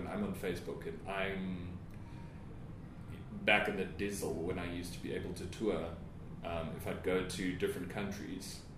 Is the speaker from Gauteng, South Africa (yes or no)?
no; Witbank, Mpumalanga, South Africa; moved away as an adult; also born or lived in Pretoria; my hometown of Witbank and coming to the big city of Pretoria